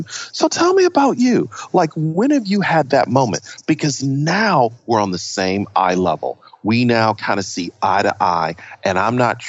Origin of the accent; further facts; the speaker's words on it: Buffalo, New York, United States; moved away as an adult; I was born in the ghetto of Buffalo, New York